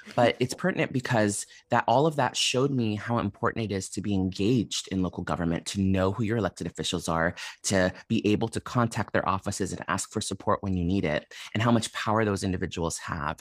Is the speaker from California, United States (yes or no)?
yes; San Francisco, California, United States; so I grew up in San Francisco. I was born and raised here, but my family are immigrants from Ethiopia.